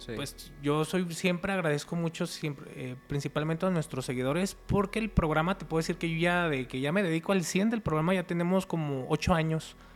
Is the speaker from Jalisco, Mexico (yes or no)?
yes; Guadalajara, Jalisco, Mexico; Nosotros somos de Guadalajara